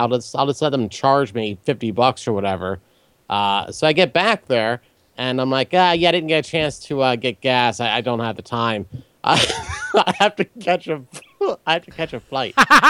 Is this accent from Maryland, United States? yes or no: yes; Maryland, United States; moved away; I'm actually originally from Maryland. I moved back a short time ago.